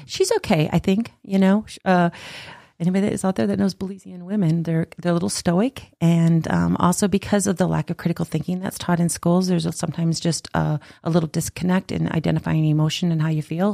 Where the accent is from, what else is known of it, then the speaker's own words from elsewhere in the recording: South Dakota, United States; I actually am from South Dakota